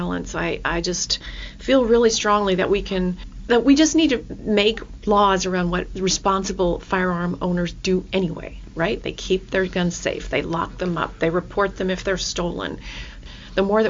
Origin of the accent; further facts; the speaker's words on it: Australia; now in Kirkland, United States; I grew up in Australia